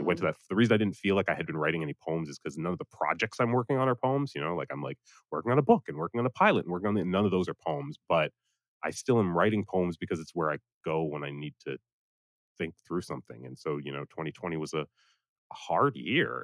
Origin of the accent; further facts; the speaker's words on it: Providence, Rhode Island, United States; moved away as an adult; also born or lived in Atlanta, Georgia / Boston, Massachusetts; I was born in Providence, Rhode Island. Uh, I lived there until 18.